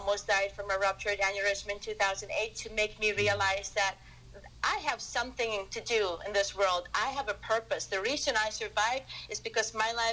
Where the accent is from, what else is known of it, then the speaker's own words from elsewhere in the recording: Philippines; moved away as an adult; now in United States; I was born and raised in the Philippines, and I came to the United States for my training